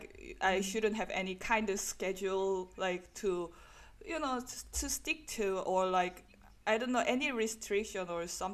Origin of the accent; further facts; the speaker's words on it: Busan, South Korea; English is a second language; moved away; I'm from Busan, like which is coast area too